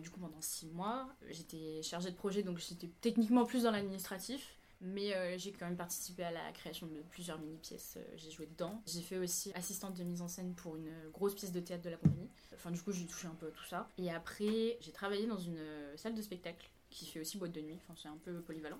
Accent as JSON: {"language": "French", "country": "Réunion", "tie": "born or raised there", "also_born_or_lived": "Savoie, France / Paris, France", "moved": "as an adult", "lives_now": "South Korea", "said": "Je suis originaire de l'île de la Réunion. J'y ai vécu la majeure partie de ma vie, à part pendant 4 ans."}